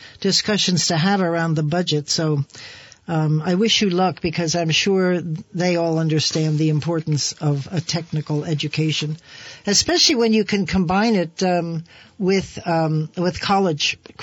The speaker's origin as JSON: {"language": "English", "region": "New York", "country": "United States", "moved": "yes", "lives_now": "Vermont, United States", "said": "I'm a New Yorker"}